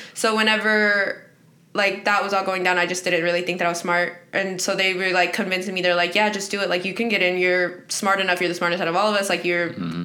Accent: Dover, Florida, United States; also born or lived in Guanajuato, Mexico; I'm the owner of Privilindo Boutique and I'm from Dover, Florida

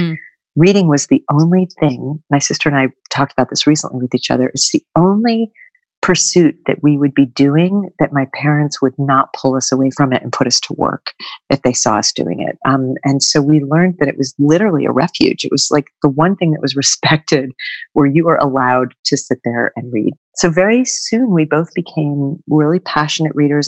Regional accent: northwestern Connecticut, United States; I grew up on a small family Christmas tree farm in northwestern Connecticut

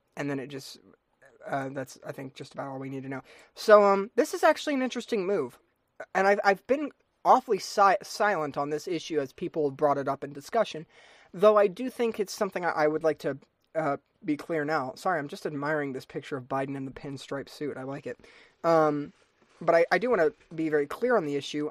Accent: United States; as an American citizen

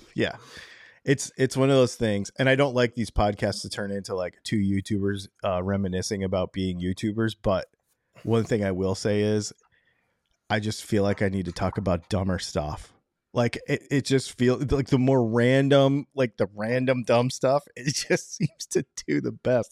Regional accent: Michigan, United States; moved away; also born or lived in New York; I'm actually from, um, Michigan

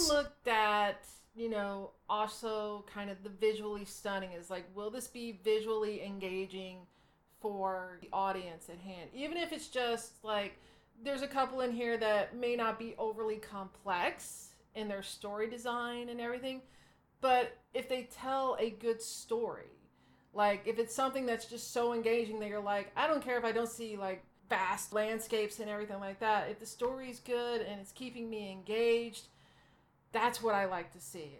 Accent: Arkansas, United States; I grew up in Arkansas, which is about as southern as you can get in the United States

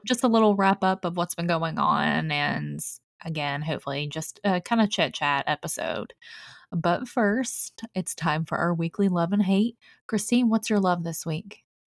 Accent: Mount Sterling, Kentucky, United States; I'm from Mount Sterling for you Kentucky people

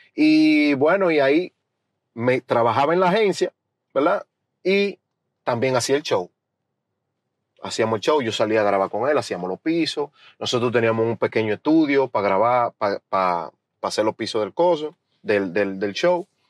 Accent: Bonao, Monseñor Nouel, Dominican Republic; also born or lived in Santo Domingo, Dominican Republic / Boston, United States; now in United States; yo soy de Bonao del pueblito de Bonao, del, mismo, del mismo centro de Bonao

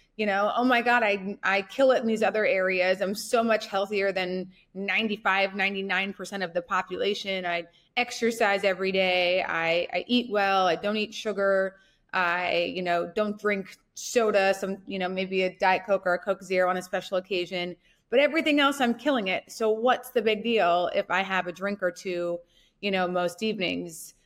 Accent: North Dakota, United States; I grew up in North Dakota

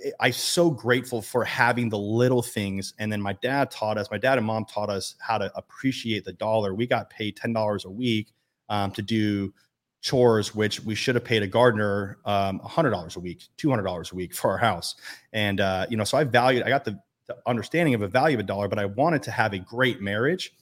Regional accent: Las Vegas, Nevada, United States; I'm born and raised in Las Vegas

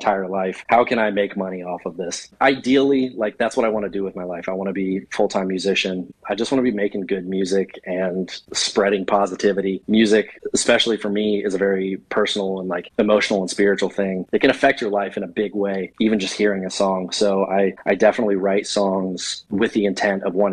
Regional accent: Monticello, Illinois, United States; moved away as an adult; now in Nashville, United States; I'm originally from Monticello, Illinois, but I have lived in Nashville for the last 6 years now.

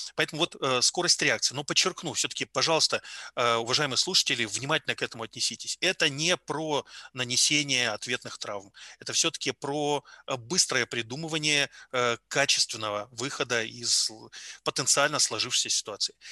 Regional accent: Yalta, Crimea, Ukraine; now in Tomsk, Russia; я родом из Ялты

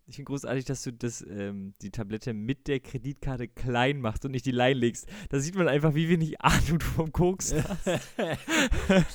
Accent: Bremen, Germany; ich bin in Bremen geboren und war Werder-Fan und habe immer ähm, mit meinem Vater zusammen die Werder-Spiele geguckt

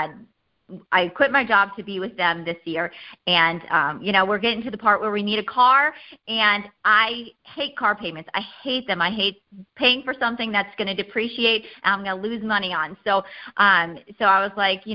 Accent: Iowa, United States; I'm from Iowa

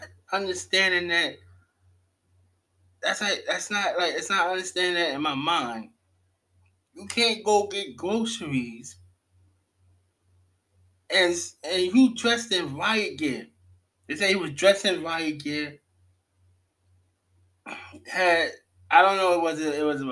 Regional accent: New York City, New York, United States; I'm from Brooklyn, New York

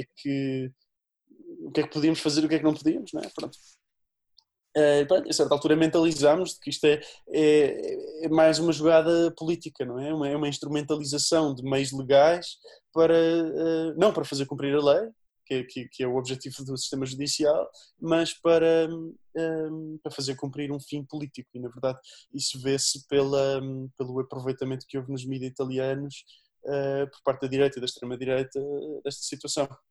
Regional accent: Azambuja, Lisbon, Portugal; sou da Zambuja

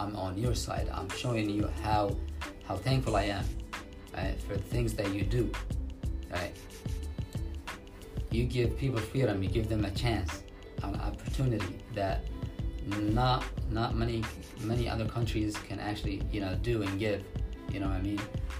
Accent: New York, United States; the first thing I get when I tell them I'm from New York, right?

